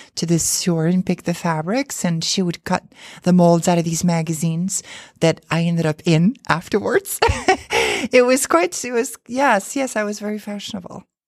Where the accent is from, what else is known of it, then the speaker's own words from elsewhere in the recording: Azores, Portugal; now in New York City, United States; where I was born in the Azure Islands. Um, it's a group of islands off the coast of Portugal